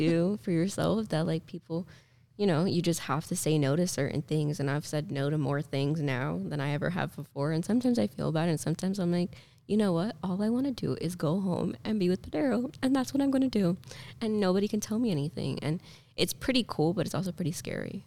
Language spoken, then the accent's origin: English; Miami, Florida, United States; I was born and raised in Miami. My family lives here